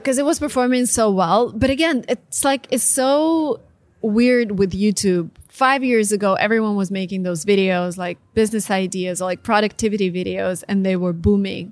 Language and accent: English; Russia; moved away as an adult; I'm Russian, was born and raised in Russia